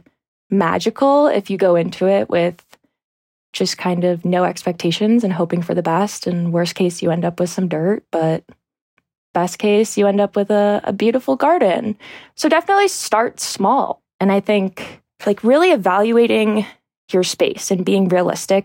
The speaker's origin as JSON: {"language": "English", "region": "New Hampshire", "country": "United States", "tie": "born or raised there", "moved": "yes", "lives_now": "Salt Lake City, United States", "said": "Well, I'm not from Salt Lake. I'm from New Hampshire. So I grew up in New Hampshire on a horse farm."}